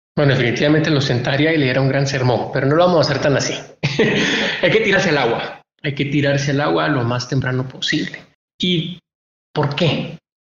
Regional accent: Guatemala; los guatemaltecos somos todos

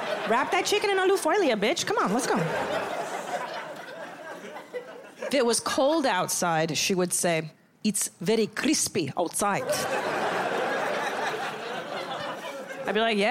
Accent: Los Angeles, California, United States; I'm from Los Angeles

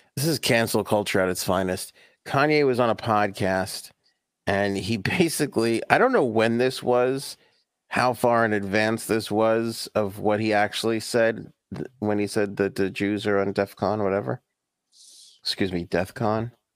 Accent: New York, United States; I grew up in New York and you couldn't hop on a subway

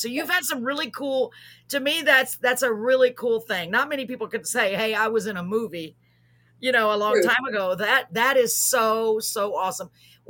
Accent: Waco, Texas, United States; I grew up in Waco, Texas, which is not that far from Gilly's.

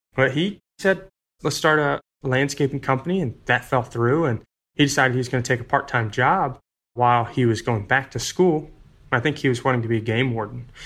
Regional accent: North Carolina, United States; also born or lived in Florida; now in Roanoke, United States; So, I was born in Florida and I moved to North Carolina when I was about six, and so for most of my life, it was just my mom and me

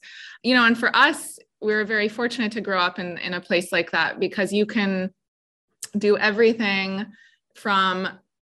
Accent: Vancouver, British Columbia, Canada; moved away as an adult; also born or lived in Abruzzo, Italy; now in United States; We're Italian South African, and we grew up in Vancouver in British Columbia in Canada

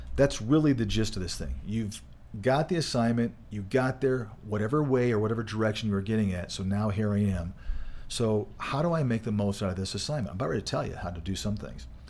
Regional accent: Michigan, United States; moved away; I grew up in Michigan

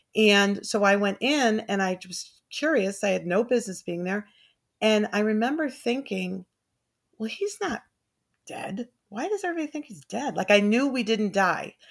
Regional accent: Burlington, Connecticut, United States; also born or lived in Glastonbury, Connecticut; I grew up in Burlington, Connecticut

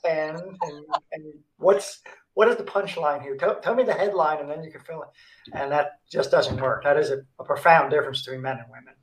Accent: New York City, New York, United States; moved away as an adult; also born or lived in South Korea; I grew up in New York City uh, in the Bronx

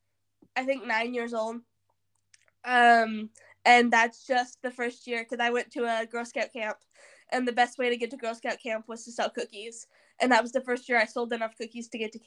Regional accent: Southern Missouri, United States; I'm from Southern Missouri

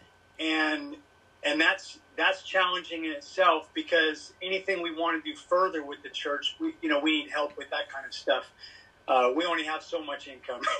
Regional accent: Sacramento, California, United States; moved away as an adult; also born or lived in Delaware / Japan; now in South Korea; I'm from Sacramento, California

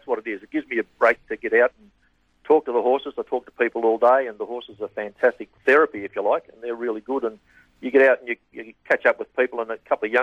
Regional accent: Numurkah, Victoria, Australia; also born or lived in Bendigo; grew up in Yumurka

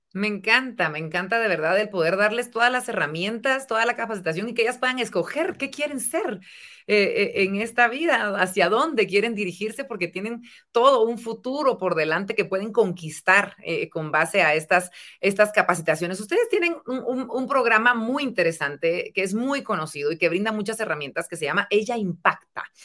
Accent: Quetzaltenango, Guatemala; en mi tierra, ellas son mis paisanas en Quetzaltenango

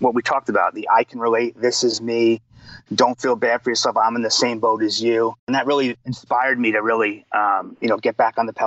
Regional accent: New York, United States; I'm from New York. I have a little bit of an edge to me

